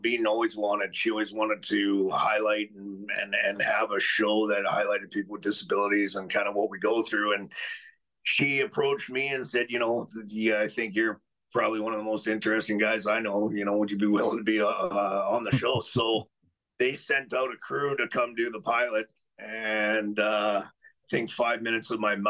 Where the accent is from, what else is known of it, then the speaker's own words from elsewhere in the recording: Alberta, Canada; I grew up in Alberta my whole life.